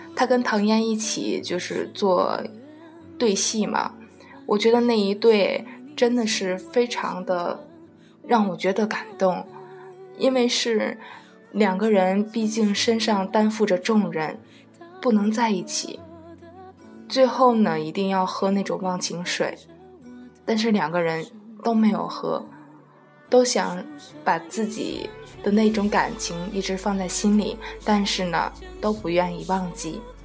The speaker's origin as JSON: {"language": "Chinese", "region": "Tianjin", "country": "China", "said": "是我们天津人哦"}